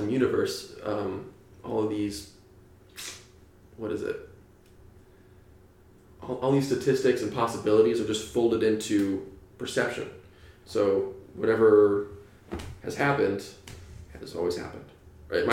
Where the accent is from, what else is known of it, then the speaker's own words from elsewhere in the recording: New Hampshire, United States; now in California, United States; I grew up in New Hampshire with no TV, some gay neighbors.